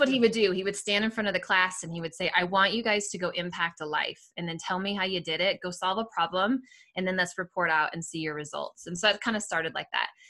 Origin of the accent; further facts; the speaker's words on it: Seattle, Washington, United States; moved away as an adult; also born or lived in Southern California; now in Littleton, United States; I grew up in Seattle area, Washington, um, outside of Seattle